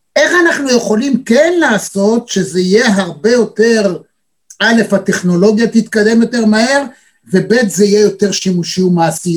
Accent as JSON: {"language": "Hebrew", "town": "Tel Aviv", "region": "Tel Aviv District", "country": "Israel", "said": "אנחנו התל אביבים"}